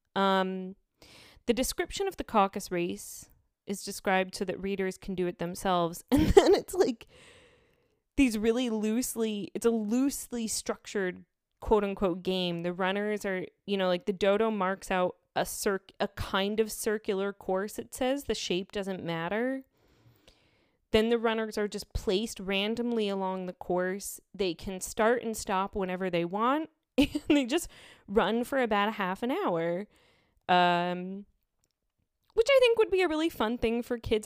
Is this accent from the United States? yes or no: yes; United States; as an American